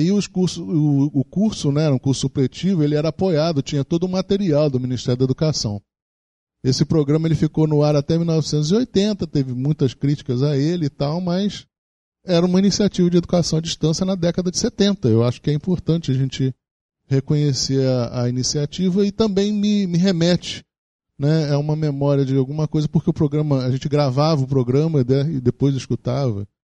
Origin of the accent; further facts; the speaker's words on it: Rio de Janeiro, Brazil; a cidade do Rio de Janeiro, onde eu nasci